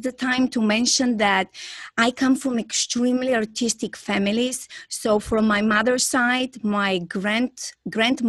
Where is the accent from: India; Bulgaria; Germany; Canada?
Bulgaria; English is a second language; moved away as an adult; now in Florida, United States; I'm originally from Bulgaria and I'm currently living in US, Florida.